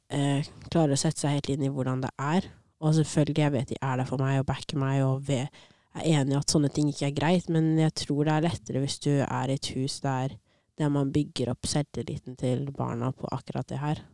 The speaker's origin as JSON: {"language": "Norwegian", "country": "Norway", "tie": "born or raised there", "also_born_or_lived": "Addis Ababa, Ethiopia", "first_language": "Norwegian", "said": "Og jeg ble adoptert hit når jeg var sånn ti-elleve måneder"}